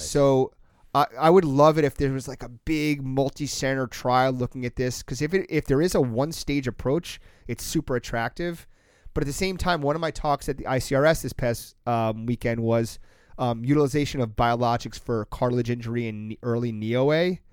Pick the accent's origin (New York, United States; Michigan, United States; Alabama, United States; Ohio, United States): New York, United States; Long Island; I grew up on Long Island